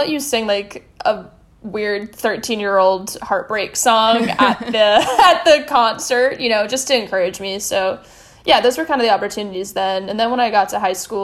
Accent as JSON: {"language": "English", "region": "West Virginia", "country": "United States", "tie": "born or raised there", "said": "I grew up in West Virginia in a pretty small city"}